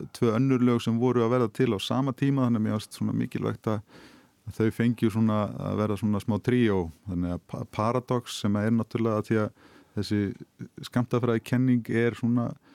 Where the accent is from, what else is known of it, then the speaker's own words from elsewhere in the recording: Hafnarfjörður, Capital Region, Iceland; í Hafnafjörði heimabænum mínum